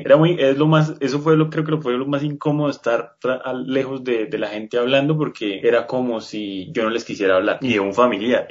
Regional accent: Colombia; soy colombiano

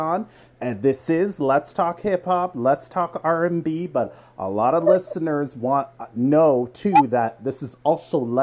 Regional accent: Toronto, Ontario, Canada; I'm from Toronto

